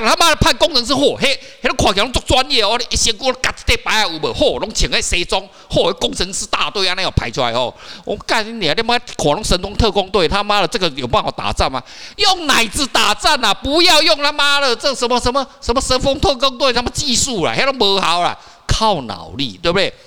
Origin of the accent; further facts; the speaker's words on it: Taiwan; 我们台湾人